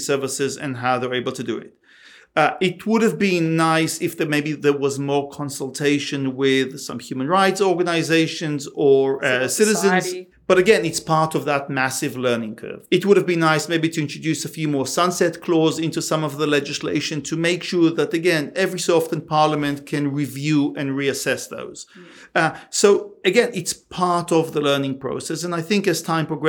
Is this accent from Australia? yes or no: yes; Australia; us as Australian